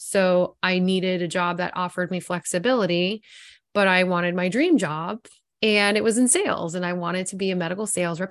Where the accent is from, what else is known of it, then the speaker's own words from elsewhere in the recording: South Florida, United States; I'm born and raised in South Florida